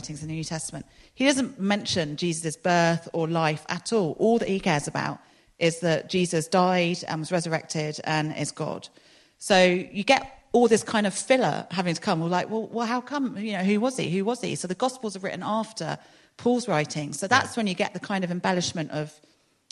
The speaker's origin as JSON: {"language": "English", "region": "London", "country": "United Kingdom", "tie": "born or raised there", "moved": "as an adult", "lives_now": "Exeter, United Kingdom", "said": "I grew up in London"}